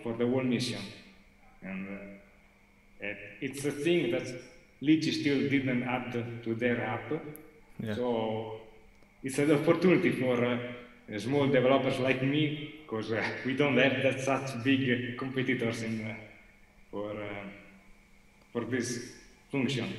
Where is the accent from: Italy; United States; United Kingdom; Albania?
Italy; English is a second language; I'm not a very good English speaker, and I'm from Italy, almost.